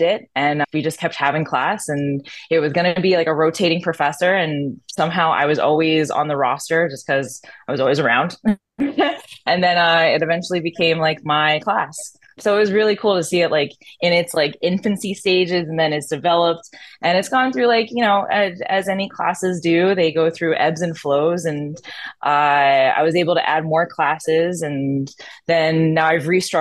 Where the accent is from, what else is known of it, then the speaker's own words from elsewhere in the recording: Philadelphia, Pennsylvania, United States; accent: Philly; also born or lived in New Jersey; I'm from Philadelphia. Well, New Jersey and then Philadelphia. Little accent on Philly